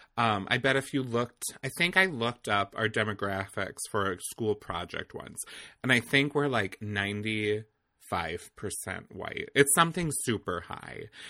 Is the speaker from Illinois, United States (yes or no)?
no; Eau Claire, Wisconsin, United States; also born or lived in Milwaukee, Wisconsin; we grew up in the same area, so we're both from Old, we'll just say Eau Claire